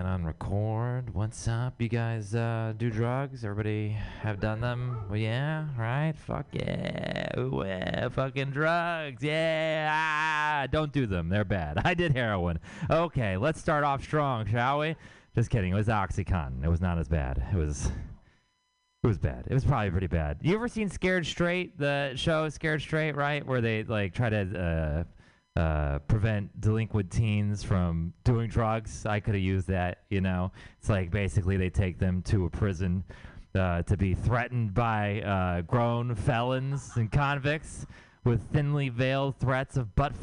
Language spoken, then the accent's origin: English; Houston, Texas, United States; now in San Francisco, United States; I'm from Texas. I'm from Houston, Texas